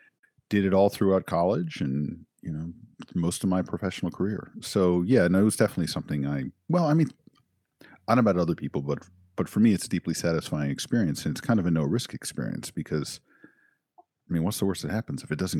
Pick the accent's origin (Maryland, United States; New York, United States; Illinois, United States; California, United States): Maryland, United States; Silver Spring; Silver Spring, Maryland.